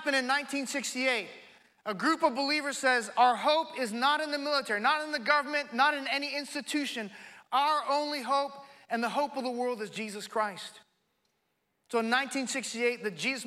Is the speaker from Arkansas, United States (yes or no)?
no; California, United States; in California, my home state